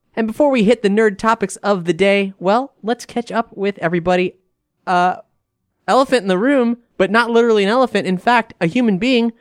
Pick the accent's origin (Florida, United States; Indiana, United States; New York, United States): Florida, United States; Fort Lauderdale; my hometown of Fort Lauderdale